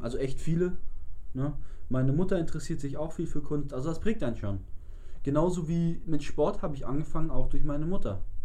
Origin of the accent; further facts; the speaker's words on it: Hamburg, Germany; Und wir sind auch immer zum Marionasplatz bei uns in Eppendorf gefahren und waren da so zu 12, 15 waren wir damals immer im Sommer skaten